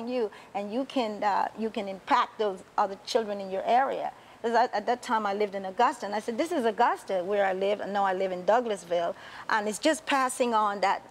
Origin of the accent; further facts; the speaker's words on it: Panama; also born or lived in Rainbow City; now in United States; a little girl growing up in the Canal Zone